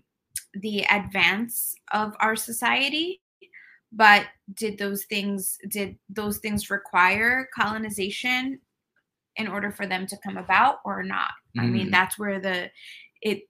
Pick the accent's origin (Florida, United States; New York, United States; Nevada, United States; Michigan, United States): New York, United States; New York City; I am Mexican American. I was born and raised in New York City